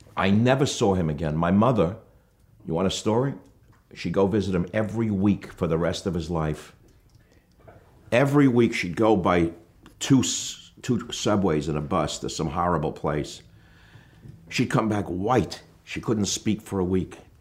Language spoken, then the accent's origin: English; New York City, New York, United States; We had a little apartment in the Bronx